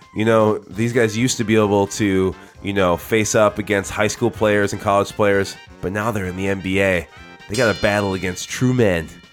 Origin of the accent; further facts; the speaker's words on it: Nebraska, United States; I was born in Nebraska